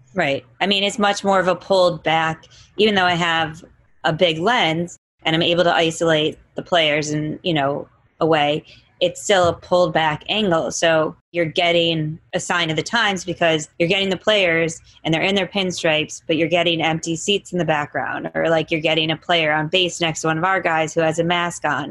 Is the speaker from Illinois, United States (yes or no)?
yes; Chicago, Illinois, United States; growing up in Chicago, which you know I'm very proud